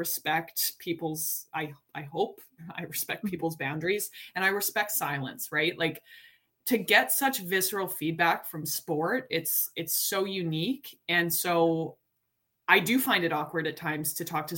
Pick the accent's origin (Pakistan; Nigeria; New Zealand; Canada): Canada; Calgary, Alberta; moved away as an adult; now in Toronto, Canada; I grew up in Calgary.